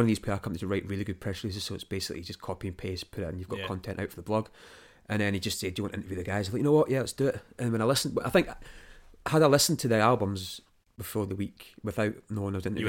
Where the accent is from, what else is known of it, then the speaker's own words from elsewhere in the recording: Dunbar, Scotland, United Kingdom; Back home, Dunbar, by the way. I grew up in Dunbar. There was never bands playing.